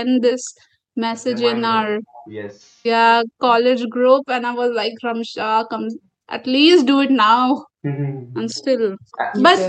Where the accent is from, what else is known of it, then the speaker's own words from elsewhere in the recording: India; I am Indian